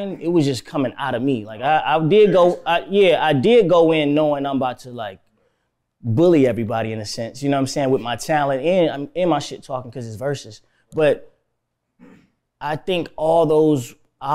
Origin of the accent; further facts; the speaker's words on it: Florida, United States; also born or lived in Miami / Tampa / Orlando / Fort Lauderdale; I'm from Florida, you know what I'm saying? Like, I was raised in Miami and Tampa, Orlando, Fort Lauderdale